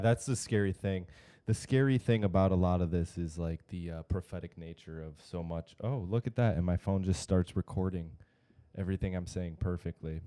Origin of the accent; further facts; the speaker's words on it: Grand Blanc, Michigan, United States; I'm from Grand Blanc. I'm from like right down the road